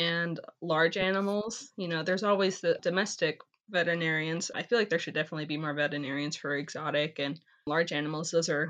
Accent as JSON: {"language": "English", "town": "Globe", "region": "Arizona", "country": "United States", "tie": "born or raised there", "moved": "yes", "said": "I definitely was born in Globe, Arizona"}